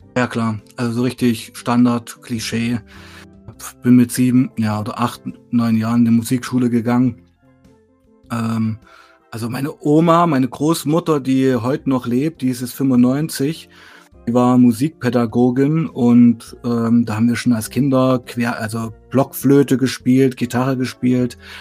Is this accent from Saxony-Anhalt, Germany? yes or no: yes; Weißenfels, Saxony-Anhalt, Germany; moved away as an adult; also born or lived in Leipzig; bin da geboren, aufgewachsen